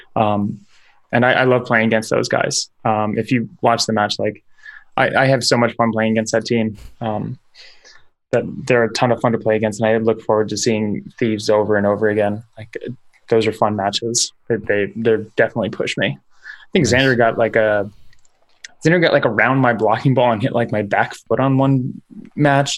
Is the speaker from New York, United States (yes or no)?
yes; New York, United States; now in Seattle, United States; I'm I'm from New York